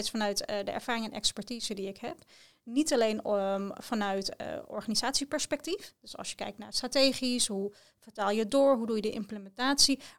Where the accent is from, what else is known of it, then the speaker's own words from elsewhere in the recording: The Hague, South Holland, Netherlands; uit Den Haag, ik ben daar geboren en getogen.